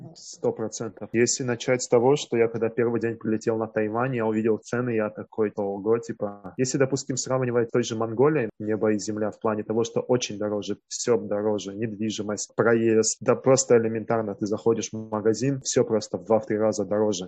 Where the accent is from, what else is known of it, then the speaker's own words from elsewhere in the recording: Russia; moved away as an adult; also born or lived in Mongolia; now in Taiwan; я из России